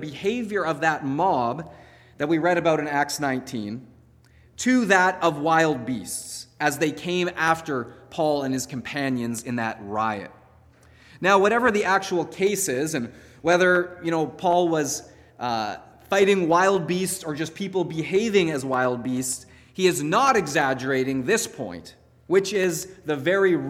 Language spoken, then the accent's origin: English; Canada; as Canadian Christians